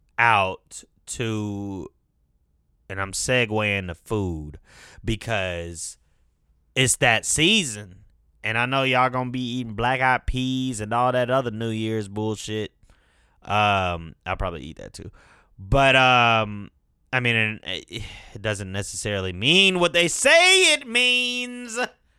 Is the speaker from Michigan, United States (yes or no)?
yes; Detroit, Michigan, United States; born there; also born or lived in California; now in Atlanta, United States; I was born in Detroit. Moved to California, then moved to Atlanta. Spent significant time in all of them, years at least. Been in Atlanta most of my life.